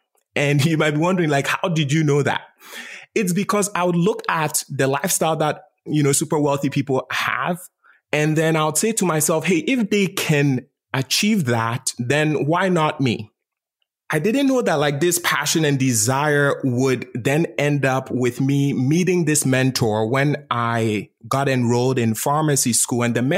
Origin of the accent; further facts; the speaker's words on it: Ghana; So I was born and raised in Ghana, West Africa.